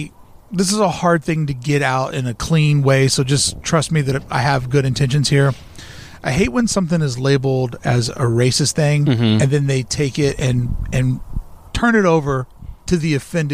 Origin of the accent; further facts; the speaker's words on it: the South, United States; I am from the South.